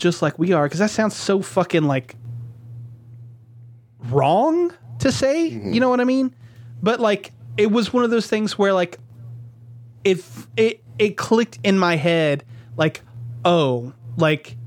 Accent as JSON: {"language": "English", "region": "the South", "country": "United States", "tie": "born or raised there", "said": "growing up in the South"}